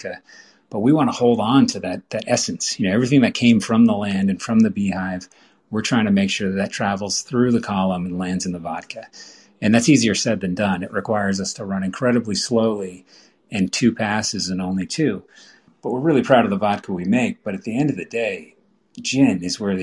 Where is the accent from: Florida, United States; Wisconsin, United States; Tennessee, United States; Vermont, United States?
Vermont, United States; I grew up here in Vermont